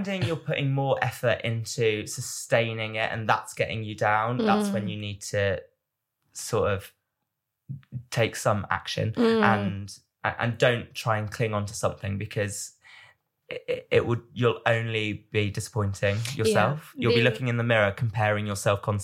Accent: United Kingdom; I'm British

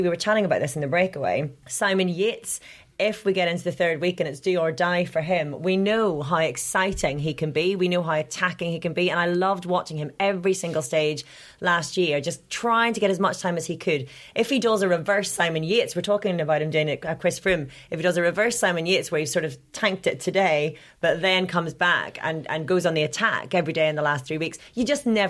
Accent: Ireland; now in Amsterdam, Netherlands; being Irish

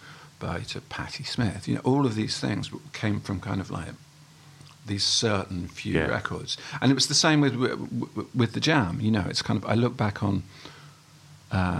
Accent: Haywards Heath, South East England, United Kingdom; also born or lived in Welwyn Garden City; I moved to Haywards Heath when I was... Well, my parents moved to Haywards Heath when I was five. So that's where I grew up

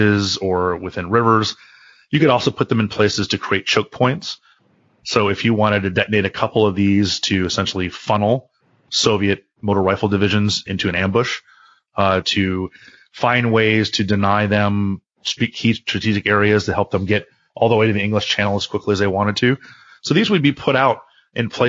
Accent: Miami, Florida, United States; I grew up in Miami

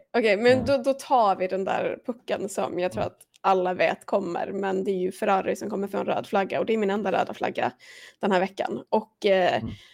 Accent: Sweden

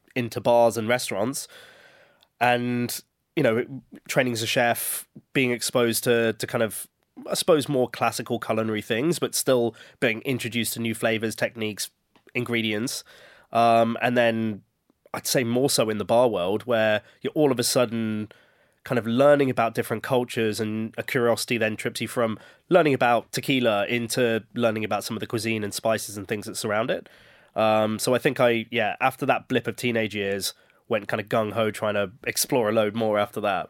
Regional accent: Birmingham, West Midlands, United Kingdom; growing up in Birmingham, where we were exposed to a lot of different cultures

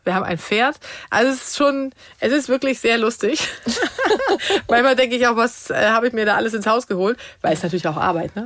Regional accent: Sweden; moved away; wir kommen ja aus Schweden ursprünglich

